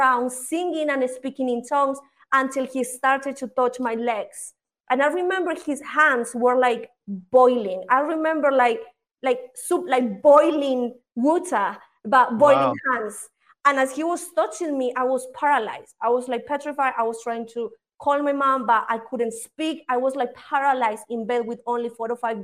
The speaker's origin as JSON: {"language": "English", "country": "Spain", "tie": "born or raised there", "also_born_or_lived": "United Kingdom", "moved": "as an adult", "lives_now": "Colombia", "said": "I am originally here from Colombia, but I moved when I was really young to Spain. In Spain, I was raised until my dad died, until I was like 19, 20, and then I moved to the UK"}